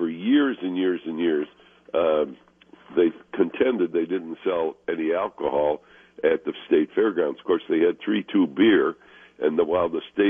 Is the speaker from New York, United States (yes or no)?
no; Chicago, Illinois, United States; now in Minnesota, United States; growing up in Chicago, it was not part of our family tradition to go to a state fair.